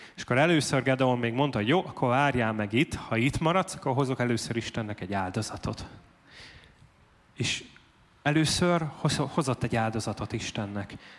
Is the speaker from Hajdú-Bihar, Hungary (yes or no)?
yes; Debrecen, Hajdú-Bihar, Hungary